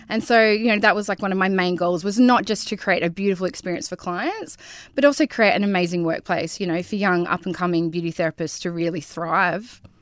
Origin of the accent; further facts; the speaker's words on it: Karratha, Western Australia, Australia; I grew up in Bulgara